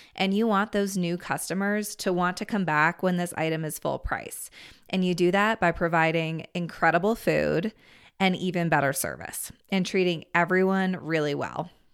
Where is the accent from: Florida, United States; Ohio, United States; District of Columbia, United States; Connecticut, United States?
District of Columbia, United States; Washington; now in Steamboat Springs, United States; I grew up in the Washington, D C area